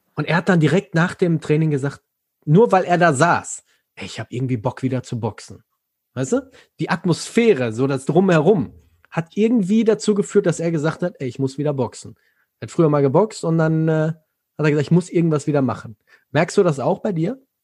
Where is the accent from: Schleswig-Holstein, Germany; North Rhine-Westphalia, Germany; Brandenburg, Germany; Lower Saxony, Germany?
North Rhine-Westphalia, Germany; Ruhr area; ich komme nicht aus Frankfurt, ich komme hier aus dem Ruhrgebiet